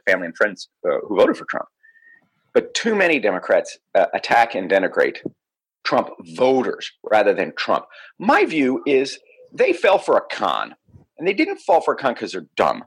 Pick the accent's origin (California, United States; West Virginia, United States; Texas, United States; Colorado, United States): Texas, United States; Missouri City; I grew up in Missouri City, Texas, and it was a very racist place at a very racist time